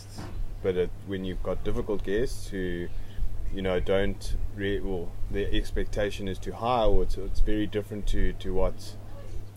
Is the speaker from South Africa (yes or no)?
yes; South Africa; I grew up close to the Kruger National Park